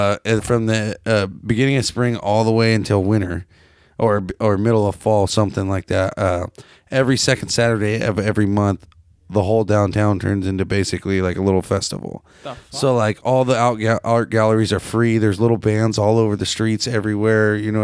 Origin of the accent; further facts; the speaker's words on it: Cedar Valley, Washington, United States; I grew up in Cedar Valley, Washington, but...